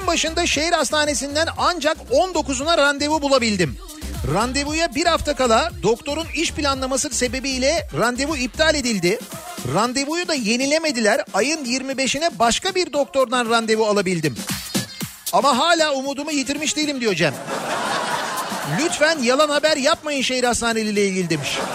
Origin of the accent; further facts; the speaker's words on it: Istanbul, Turkey; Bir İstanbullu olarak